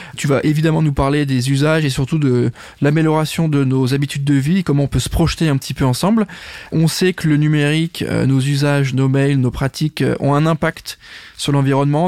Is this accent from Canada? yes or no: no; France; en tant que Français, on est concerné